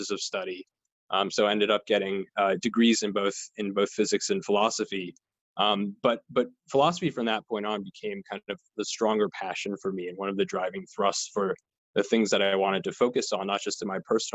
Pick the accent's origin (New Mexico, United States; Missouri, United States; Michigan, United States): New Mexico, United States; outside Albuquerque; moved away; I've been sheltering in place where I grew up in New Mexico, a little bit outside of Albuquerque